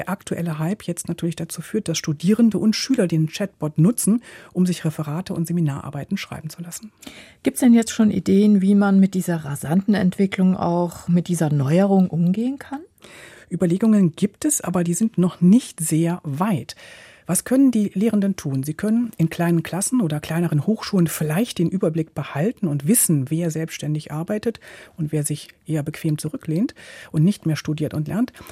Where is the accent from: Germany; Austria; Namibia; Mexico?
Mexico; Temascalcingo, State of Mexico; German is a second language; Ich komme aus Temascalcingo.